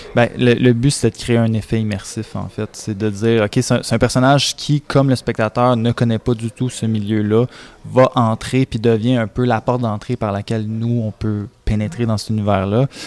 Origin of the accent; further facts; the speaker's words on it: Contrecoeur, Quebec, Canada; also born or lived in Sorel-Tracy; j'ai grandi à Contrecoeur